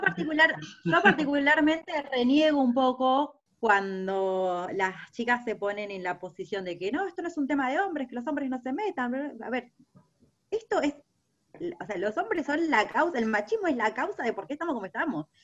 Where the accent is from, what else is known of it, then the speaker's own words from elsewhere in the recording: Buenos Aires, Argentina; como porteña